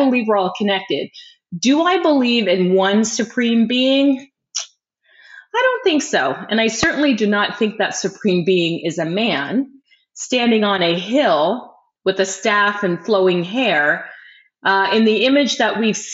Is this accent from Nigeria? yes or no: no; Burlington, Ontario, Canada; also born or lived in Windsor, Ontario; I grew up in Burlington, Ontario, Canada in the 70s and 80s